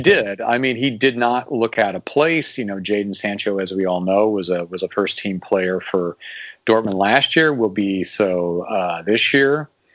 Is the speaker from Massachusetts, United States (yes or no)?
no; Valparaiso, Indiana, United States; also born or lived in Bloomington, Indiana; I grew up in, in Northwest Indiana. Uh, I'm probably mentioned before that I'm from Valparaiso